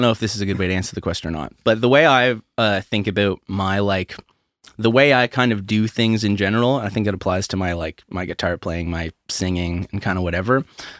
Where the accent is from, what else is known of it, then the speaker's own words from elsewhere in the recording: St. Stephen, New Brunswick, Canada; St. Stephen, New Brunswick.